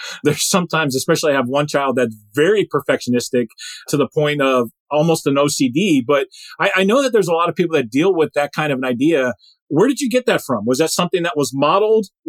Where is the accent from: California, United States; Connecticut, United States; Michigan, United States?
Michigan, United States; we're both from Michigan